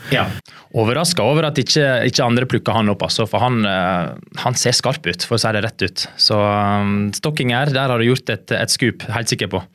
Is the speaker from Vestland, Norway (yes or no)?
yes; Stårheim, Vestland, Norway; moved away as an adult; now in Bergen, Norway; Jeg kommer fra en liten bygd som heter Stårheim. Det er rett utenfor Nordfjordeid. Så mm, der har jeg vokst opp